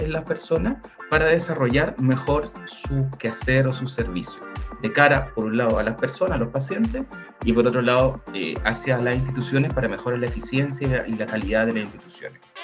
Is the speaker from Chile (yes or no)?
yes; Chile; yo soy de Chile, de profesión soy enfermero